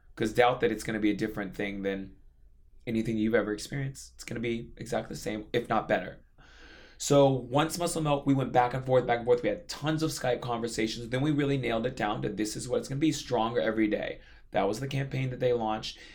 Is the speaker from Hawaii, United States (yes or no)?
yes; Hawaii, United States; now in New York City, United States; growing up in Hawaii